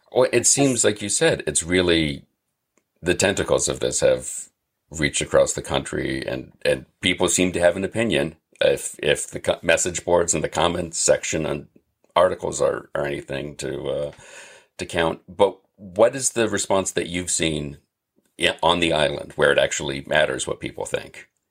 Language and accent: English; Massachusetts, United States; I'm from Massachusetts